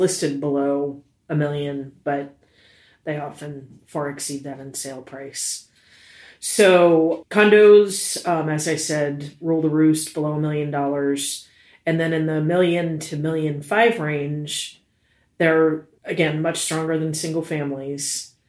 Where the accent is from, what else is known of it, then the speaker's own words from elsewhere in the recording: New York City, New York, United States; born there; I was born in New York City.